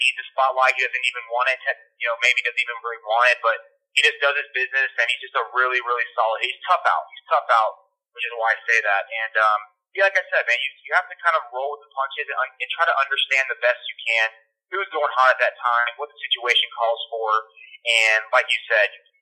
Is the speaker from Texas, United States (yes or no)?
no; Tampa, Florida, United States; I grew up a Yankee fan. I'm from Tampa, Florida